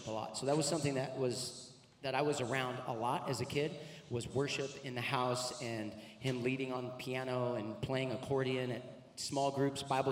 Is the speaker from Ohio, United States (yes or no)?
no; Orange County, California, United States; also born or lived in Anaheim / Placentia / Aliso Viejo; now in Murrieta, United States; I grew up in Orange County. I was born in Anaheim. And I grew up in Placentia and Aliso Viejo, and then we moved out here to Murrieta in about 2001